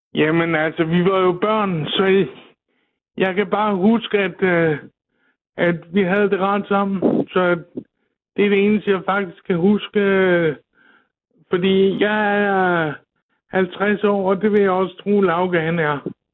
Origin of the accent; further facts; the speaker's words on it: Klintholm Havn, Zealand, Denmark; jeg er fra Klintholm Havn på Møn